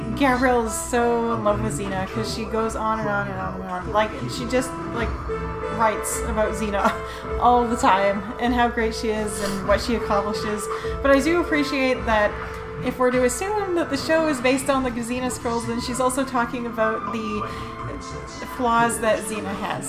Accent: Canada; I'm a Canadian lesbian

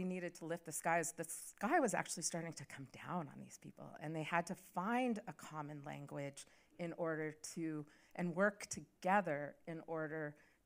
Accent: Pacific Northwest, United States; I grew up in the Pacific Northwest, and my mom grew up at the Cattaraugus Reservation here in New York

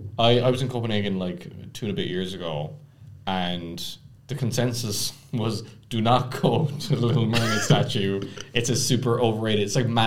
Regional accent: Ireland; I am from Ireland, so this is my big moment.

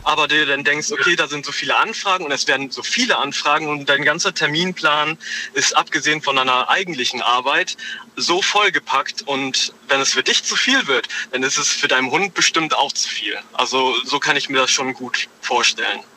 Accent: Homburg, Saarland, Germany; Ich bin aus Homburg im Saarland

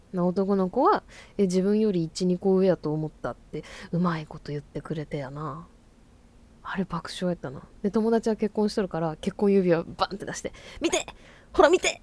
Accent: Fukuoka, Japan; moved away as an adult; now in Tokyo, Japan; 私生まれ育ちが福岡県福岡市でございます

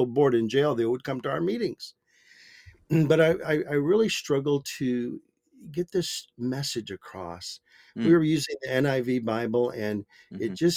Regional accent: Michigan, United States; now in Maricopa, United States; I was born and raised in Michigan.

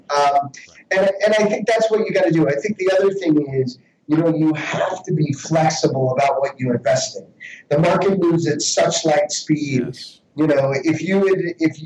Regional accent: Westchester, New York, United States; as a kid, you know, growing up in Westchester

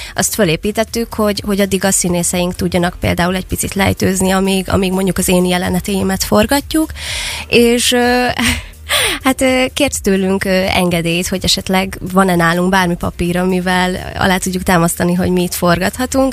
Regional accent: Szeged, Csongrád-Csanád, Hungary; mivel itt nőttem fel, és itt élek jelenleg is

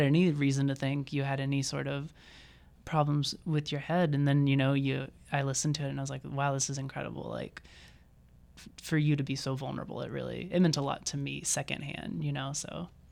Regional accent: Mississippi, United States; moved away as an adult; now in Iowa, United States; I'm from Mississippi

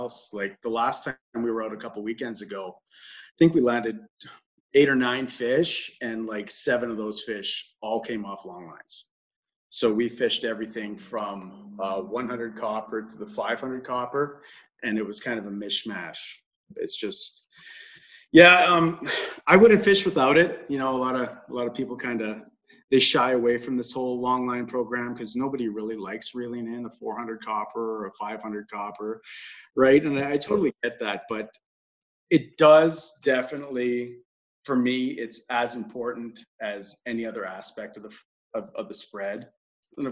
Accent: Thunder Bay, Ontario, Canada; moved away as an adult; I grew up in Thunder Bay.

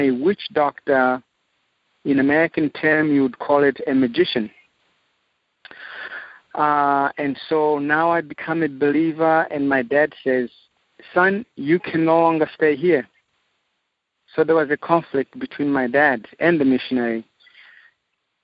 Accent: Zimbabwe; now in Zambia; I am from Zimbabwe, Southern Africa. I was born and raised in Africa

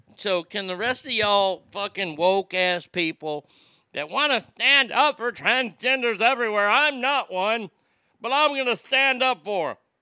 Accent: the South, United States; Growing up in the South

